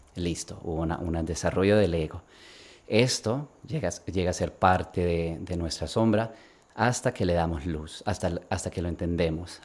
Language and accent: Spanish; Sweden; also born or lived in Bogotá, Colombia / Barcelona, Spain; nos fuimos con mi familia a Suecia, yo crecí en Suecia